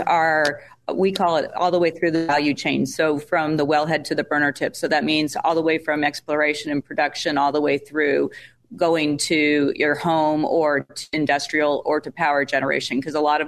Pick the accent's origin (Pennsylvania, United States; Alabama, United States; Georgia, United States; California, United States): California, United States; now in Texas, United States; I grew up in California and moved out to Texas